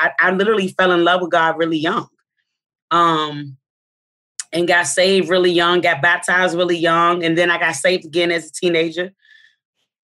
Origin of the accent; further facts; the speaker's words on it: Arlington, Virginia, United States; I grew up in Arlington, Virginia